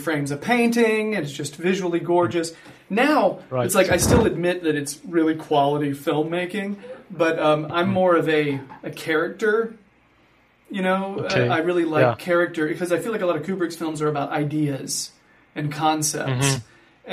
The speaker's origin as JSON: {"language": "English", "country": "United States", "said": "I'm a filmmaker from America"}